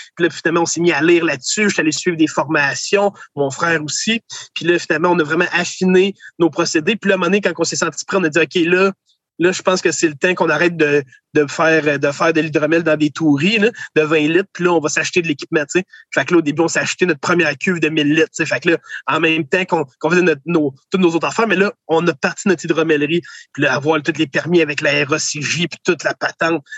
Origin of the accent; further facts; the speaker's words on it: Kingsey Falls, Quebec, Canada; j'ai été élevé à Kings Effort, au centre du Québec